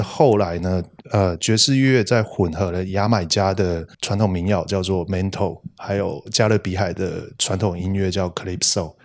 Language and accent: Chinese; Tainan, Taiwan; 我是台南人